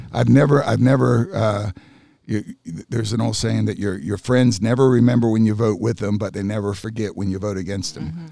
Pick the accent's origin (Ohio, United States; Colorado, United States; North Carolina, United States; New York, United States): North Carolina, United States; I grew up in North Carolina